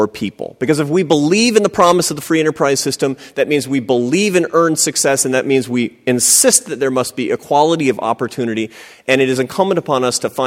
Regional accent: Seattle, Washington, United States; I grew up in Seattle, Washington, to a family of academics and artists

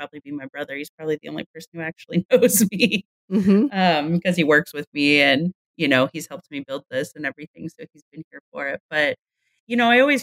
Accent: California, United States; I grew up in California

